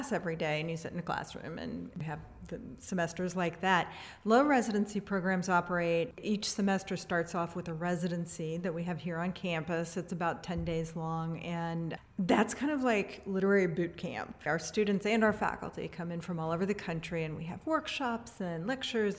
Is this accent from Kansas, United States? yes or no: yes; Atchison, Kansas, United States; moved away as an adult; now in Louisville, United States; So I'm originally from Atchison, Kansas. I grew up on a little farm there, and I've lived in Louisville most of my life.